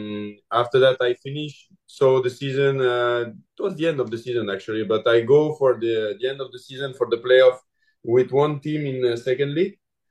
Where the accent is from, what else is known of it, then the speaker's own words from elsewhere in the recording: Lyon, Auvergne-Rhône-Alpes, France; English is a second language; moved away as an adult; I'm from Lyon in France.